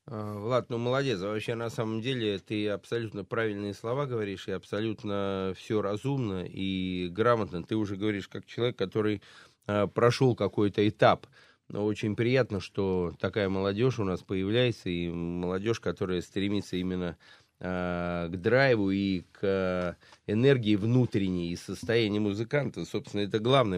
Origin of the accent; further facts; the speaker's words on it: Saratov, Saratov Oblast, Russia; из моего родного Э, Саратова, да. где я родился и прожил всю свою сознательную жизнь